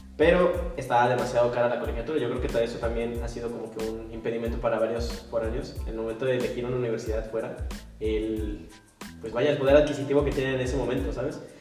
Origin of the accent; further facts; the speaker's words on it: Morelia, Michoacán, Mexico; moved away as an adult; now in Monterrey, Mexico; soy de Morelia, Michoacán, muy bonita ciudad, colonial